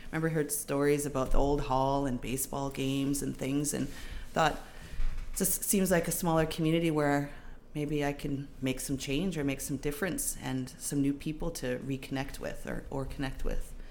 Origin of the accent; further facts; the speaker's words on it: Seabird Island First Nation, British Columbia, Canada; I'm from Seabird Island um, First Nation, born and raised